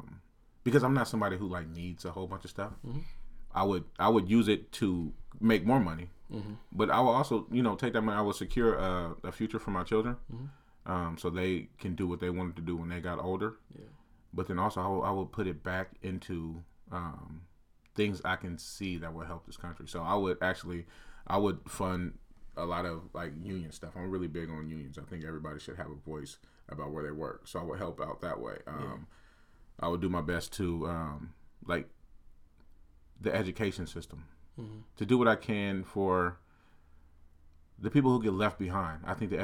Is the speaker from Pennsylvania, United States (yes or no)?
no; Portland, Oregon, United States; especially growing up in Portland, I know a lot of kids are like this.